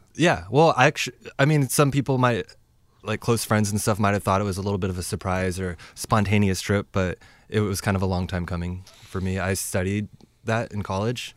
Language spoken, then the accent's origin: English; Lynnwood, Washington, United States; I grew up in Linwood